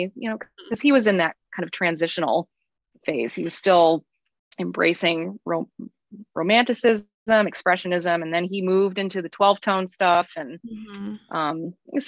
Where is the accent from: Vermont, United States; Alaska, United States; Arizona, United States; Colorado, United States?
Colorado, United States; moved away as an adult; now in Cincinnati, United States; I'm from Colorado